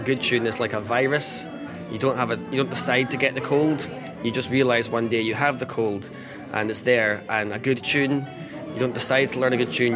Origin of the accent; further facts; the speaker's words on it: Loch Ness side, Scottish Highlands, Scotland, United Kingdom; I'm from Loch Ness side in the Scottish Highlands.